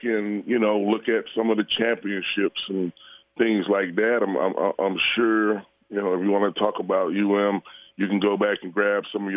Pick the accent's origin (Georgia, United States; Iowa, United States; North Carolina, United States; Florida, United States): Florida, United States; Miami; I grew up in Coconut Grove. Which is obviously even closer to Miami.